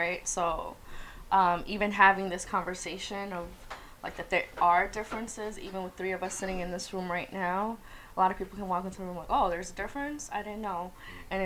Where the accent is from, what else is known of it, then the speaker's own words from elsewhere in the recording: United States; someone that was born and raised here